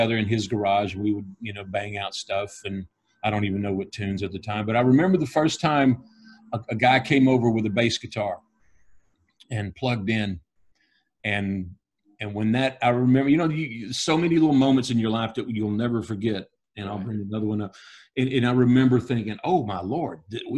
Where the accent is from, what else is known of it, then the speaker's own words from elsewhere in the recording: Dallas, Texas, United States; I was born in Dallas, Texas, in November 7th, 1962